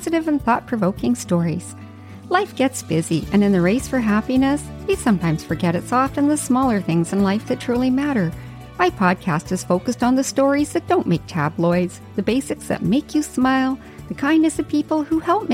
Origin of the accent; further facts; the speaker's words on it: Yukon, Canada; now in Vancouver Island, Canada; I grew up in the Yukon